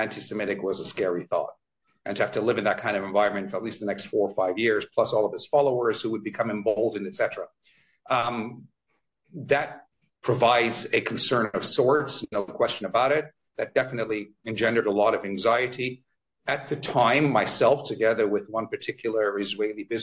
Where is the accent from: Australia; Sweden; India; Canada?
Canada; Toronto, Ontario; now in London, United Kingdom; every time I go back to my hometown of Toronto, Canada